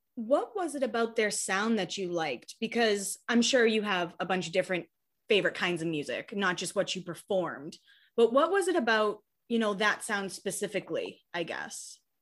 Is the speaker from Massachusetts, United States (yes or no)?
yes; Hanover, Massachusetts, United States; I'm from Massachusetts. I actually grew up a few towns over from Rich